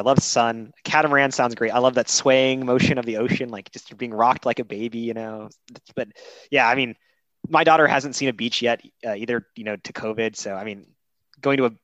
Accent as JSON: {"language": "English", "town": "Kansas City", "region": "Missouri", "country": "United States", "tie": "born or raised there", "said": "I grew up in Kansas City"}